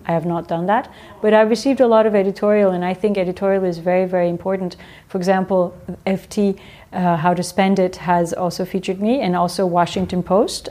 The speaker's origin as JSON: {"language": "English", "town": "Strasbourg", "region": "Grand Est", "country": "France", "tie": "born or raised there", "said": "when I was born in France"}